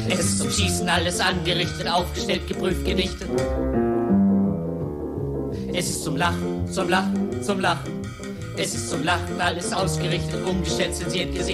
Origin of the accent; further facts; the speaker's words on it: Tillendorf, Lower Silesian Voivodeship, Poland; Ich habe die die Kühe gehütet. Ich musste die Kühe hüten. Ja, wir hatten zehn Kühe in Tillendorf, Nummer 190, Telefonnummer 1167.